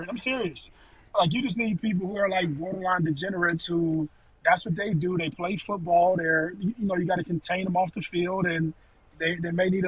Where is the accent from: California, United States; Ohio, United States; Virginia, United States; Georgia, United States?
Ohio, United States; We're from Ohio